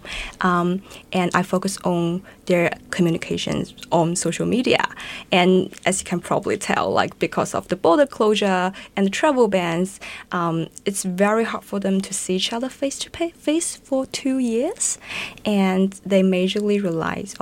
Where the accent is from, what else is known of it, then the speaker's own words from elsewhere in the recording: China; now in Melbourne, Australia; I'm originally from China